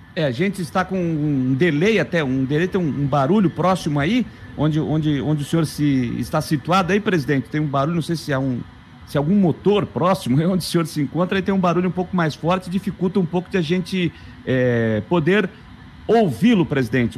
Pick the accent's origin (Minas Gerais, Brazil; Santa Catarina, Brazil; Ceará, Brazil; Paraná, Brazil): Santa Catarina, Brazil; Criciúma; eu sou de Criciúma